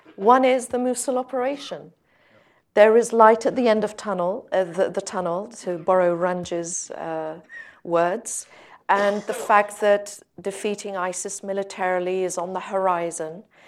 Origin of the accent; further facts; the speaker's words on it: Sinjar, Nineveh, Iraq; I'm from Sinjar